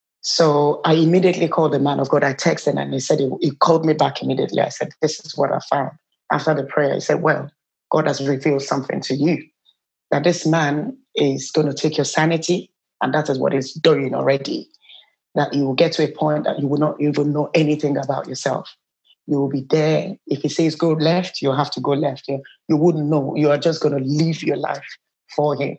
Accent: Nigeria; moved away as an adult; I'm originally from Nigeria. I've been in this country for the past over 20 years

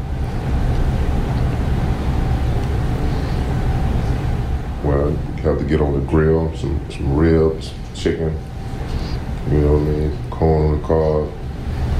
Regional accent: Alabama, United States; I grew up in Alabama.

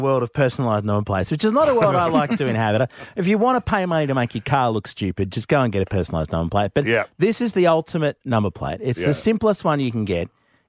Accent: Sydney, New South Wales, Australia; I grew up in North Sydney. That's my local station.

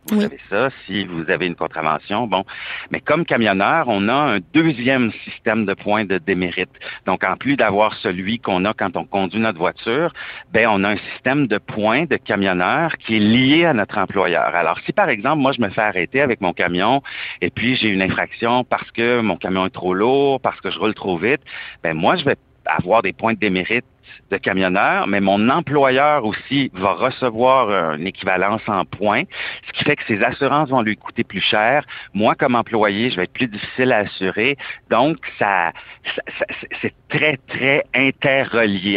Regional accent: Quebec, Canada; j'ai une plaque du Québec, que je suis canadien

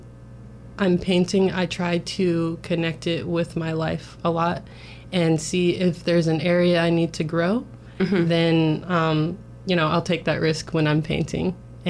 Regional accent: Chattanooga, Tennessee, United States; I grew up in Chattanooga, Tennessee

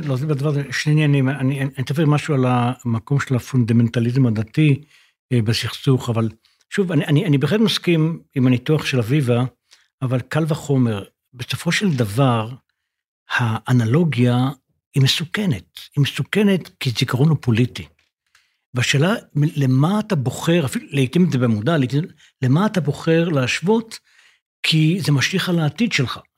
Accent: Israel; אני בן קיבוץ

